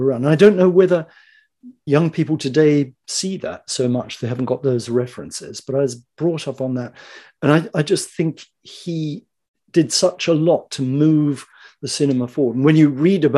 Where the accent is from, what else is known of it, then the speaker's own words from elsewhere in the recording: New Zealand; moved away as an adult; also born or lived in Japan; now in England, United Kingdom; I'm an actor from New Zealand.